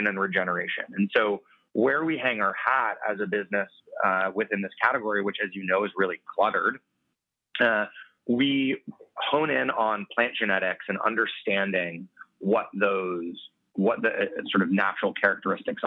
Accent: Colorado, United States; I'm from Colorado

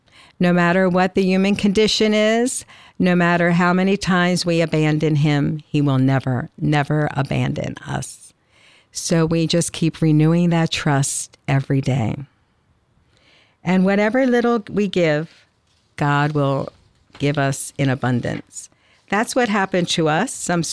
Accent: Atlantic City, New Jersey, United States; accent: Atlantic City; you probably hear my Atlantic City accent. That's one word that I kept, that it still sounds like South Jersey.

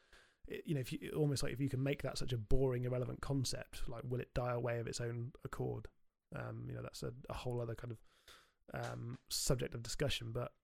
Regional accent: South West England, United Kingdom; when I grew up in Somerset, you know, mountain biking was my kind of my go-to sport

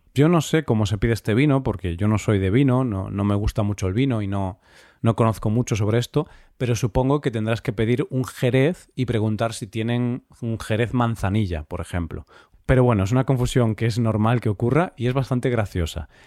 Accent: Spain

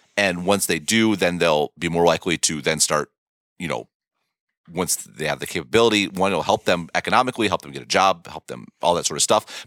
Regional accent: United States; an American who didn't live under the British Raj

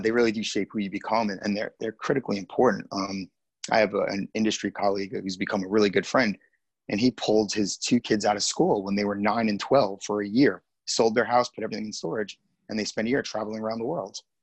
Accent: Dix Hills, New York, United States; also born or lived in Queens, New York / Massapequa Park, New York / New Orleans / Hoboken, New Jersey; most of my life I spent in a town called Dix Hills. That's where I went to most of my uh, grade school life

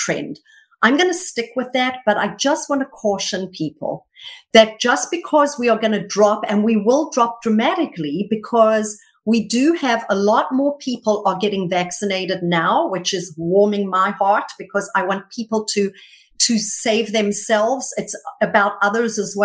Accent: South Africa; moved away as an adult; now in United States; I was born and raised until I was in my early 20s in South Africa.

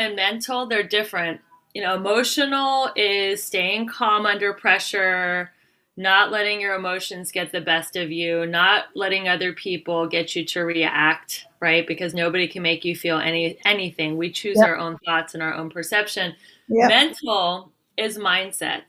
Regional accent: United States; I'm from America

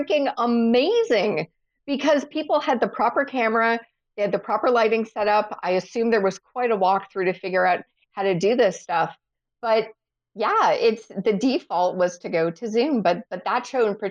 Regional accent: Canada; as a Canadian

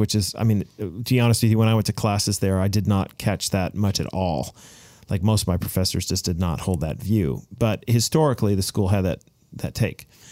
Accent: United States; also born or lived in New Zealand; now in Canada; I am an American

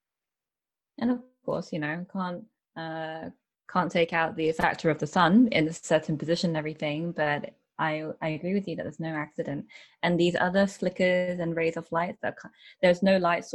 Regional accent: United Kingdom; I am British born Chinese. So I've always lived in the UK

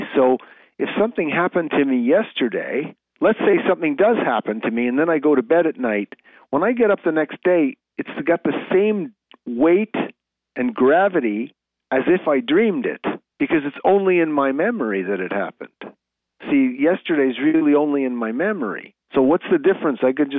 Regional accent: Canada; You know, I'm a Canadian player, so I don't believe in dipsy doodle and all this fancy stuff.

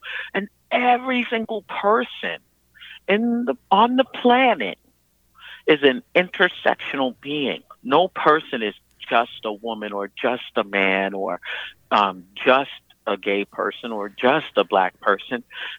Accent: New York City, New York, United States; I'm from born and raised in Brooklyn, New York. Grew up in early 70s, 80s.

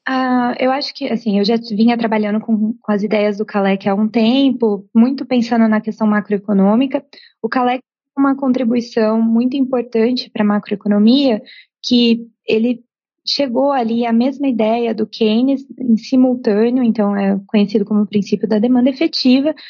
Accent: Brazil; como brasileira

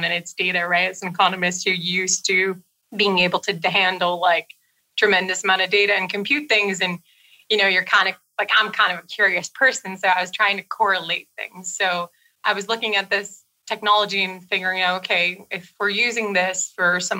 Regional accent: Brazil; moved away; I'm from Brazil originally.

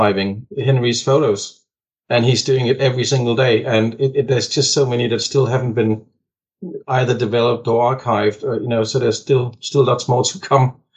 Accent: Denmark; moved away; I'm from Denmark originally, in Scandinavia. And in Denmark, when I grew up

